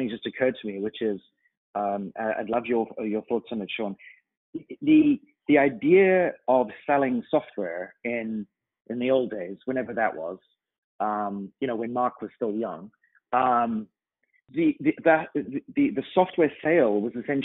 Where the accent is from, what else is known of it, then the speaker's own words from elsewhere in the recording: United Kingdom; now in Toronto, Canada; being a British citizen, we celebrate 4th of July